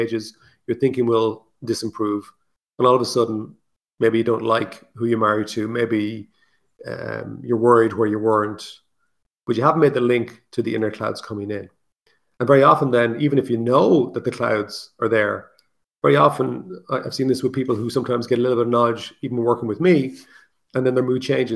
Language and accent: English; Ireland; I'm Irish